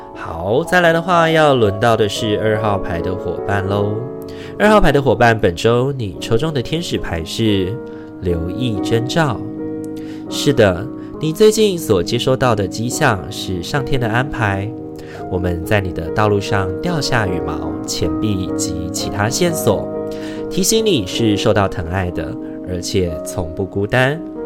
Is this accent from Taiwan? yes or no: yes; Taiwan; 虽然已经身为台湾人三十二年了